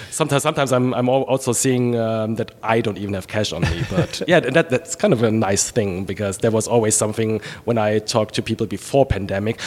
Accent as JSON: {"language": "English", "town": "Trier", "region": "Rhineland-Palatinate", "country": "Germany", "tie": "born or raised there", "also_born_or_lived": "Charlotte, United States", "second_language": "English", "moved": "as an adult", "lives_now": "United States", "said": "my area where I was born in Trier on the Moselle River"}